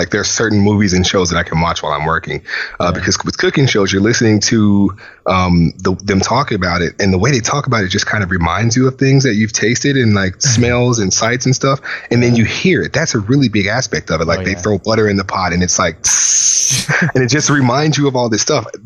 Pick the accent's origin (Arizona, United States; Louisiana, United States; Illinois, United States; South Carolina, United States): Louisiana, United States; moved away; I come from a whole family of chefs, like my granddad, I'm from Louisiana